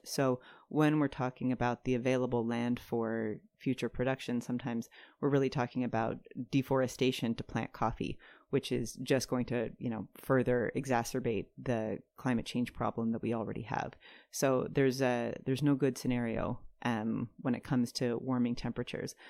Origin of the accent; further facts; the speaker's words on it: Durham, North Carolina, United States; I moved back to where we grew up in Durham